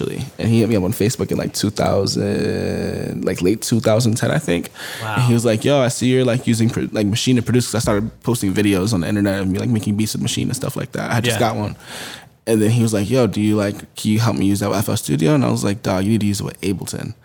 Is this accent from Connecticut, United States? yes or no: yes; East Hartford, Connecticut, United States; I grew up in Hartford, Connecticut, and then moved to East Hartford, Connecticut when I was pretty young. So like the Hartford County area is like all my stomping grounds